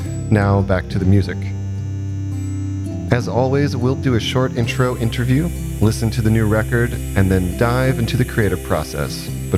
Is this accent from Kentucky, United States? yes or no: yes; Kentucky, United States; I'm from Kentucky, so.